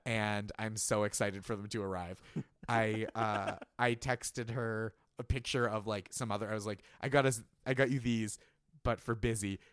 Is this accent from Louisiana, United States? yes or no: no; Boston, Massachusetts, United States; As a Bostonian